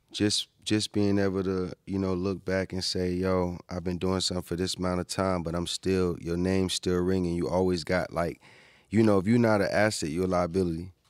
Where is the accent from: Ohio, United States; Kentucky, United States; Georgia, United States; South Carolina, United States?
Georgia, United States; Atlanta; also born or lived in New York; I was born in New York, raised in Atlanta